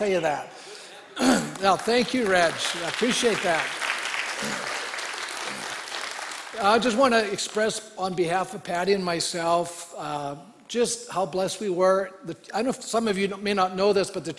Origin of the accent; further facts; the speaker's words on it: Canada; being a Canadian